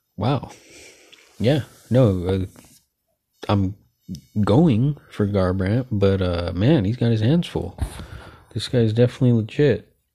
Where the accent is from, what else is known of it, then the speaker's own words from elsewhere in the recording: San Jose, California, United States; I'm from Northern California, San Jose, born and raised in San Jose, California